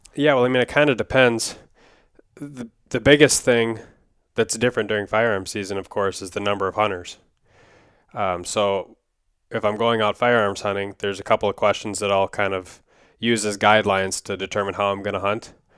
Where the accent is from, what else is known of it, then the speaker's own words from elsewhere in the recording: Wisconsin, United States; when I was growing up in Wisconsin